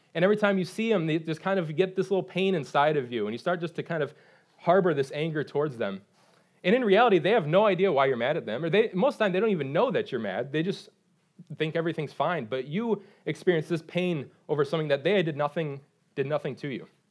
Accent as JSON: {"language": "English", "region": "Michigan", "country": "United States", "moved": "as an adult", "lives_now": "North Carolina, United States", "said": "I'm from Michigan"}